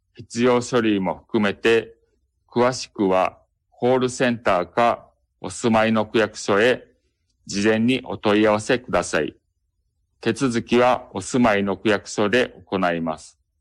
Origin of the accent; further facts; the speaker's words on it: Kobe, Hyogo, Japan; 私 は生まれてからずっと神戸に住んでいます